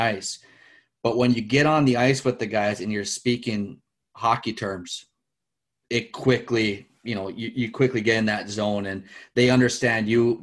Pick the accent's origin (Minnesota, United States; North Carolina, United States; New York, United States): Minnesota, United States; moved away as an adult; also born or lived in Alaska / Europe; born and raised in the States, obviously in Minnesota, hockey country there